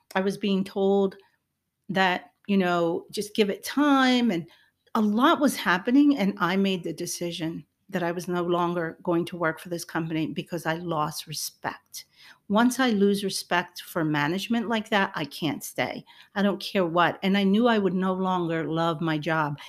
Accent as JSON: {"language": "English", "country": "Puerto Rico", "said": "I'm Hispanic, I'm, I'm Puerto Rican"}